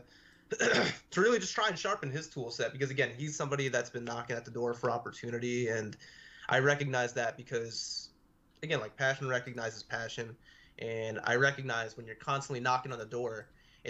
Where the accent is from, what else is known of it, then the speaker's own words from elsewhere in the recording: Long Island, New York, United States; my hometown